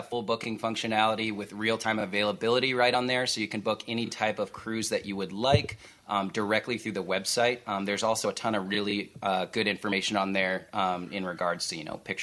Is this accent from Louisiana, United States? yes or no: no; Holland, Michigan, United States; I was raised in Holland